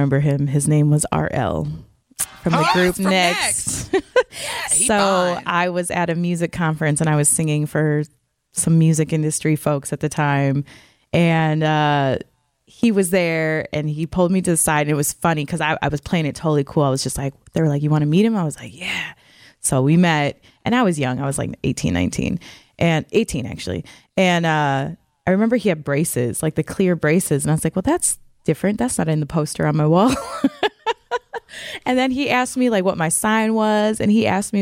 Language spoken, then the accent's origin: English; Wisconsin, United States; I'm from Wisconsin